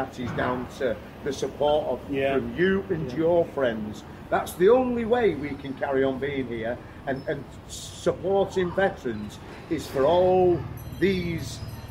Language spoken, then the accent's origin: English; Australia; now in Thailand; I mean, although I'm Australian, there's there's a number of our customers who are